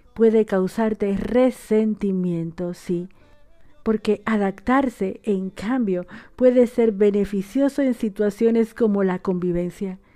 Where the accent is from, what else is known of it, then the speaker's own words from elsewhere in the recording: Dominican Republic; now in Argentina; una dominicana en Argentina